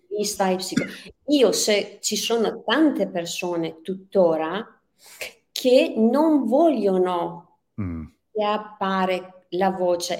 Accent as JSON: {"language": "Italian", "town": "Tehran", "region": "Tehran Province", "country": "Iran", "tie": "born or raised there", "second_language": "Italian", "moved": "as an adult", "lives_now": "Verona, Italy", "said": "Io sono persiana iraniana, sono nata e cresciuta a Teheran"}